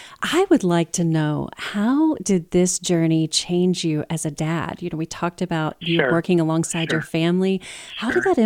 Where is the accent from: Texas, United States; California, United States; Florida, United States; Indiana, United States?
Texas, United States; Houston; the 4B disaster relief area, which is that's my hometown. That's where I live.